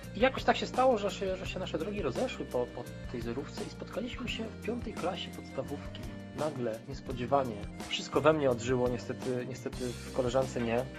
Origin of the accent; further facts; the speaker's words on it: Wrocław, Lower Silesian Voivodeship, Poland; u nas we Wrocławiu